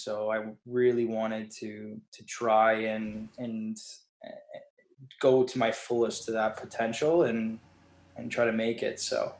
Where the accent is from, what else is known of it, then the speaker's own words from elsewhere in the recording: Canada; And so it was one of those things where it was like every Canadian had a dream